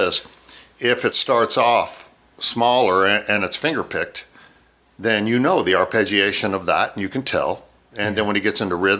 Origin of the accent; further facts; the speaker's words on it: Maryland, United States; born there; Well, I was born in Maryland. My father was a fighter pilot.